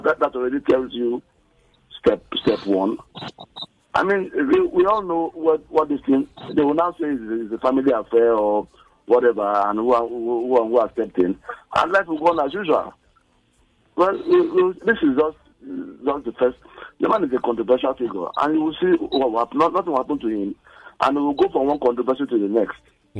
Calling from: Ibafo, Ogun State, Nigeria; I'm calling from Ibafo.

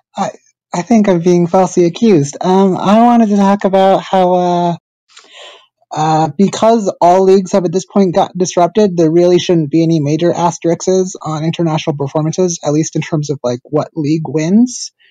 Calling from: Vermont, United States; I am calling from Vermont

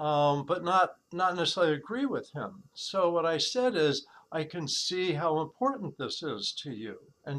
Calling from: San Diego, California, United States; San Diego, California.

